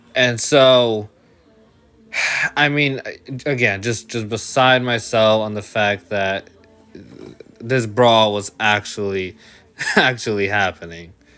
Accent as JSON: {"language": "English", "country": "Puerto Rico", "said": "I'm Puerto Rican"}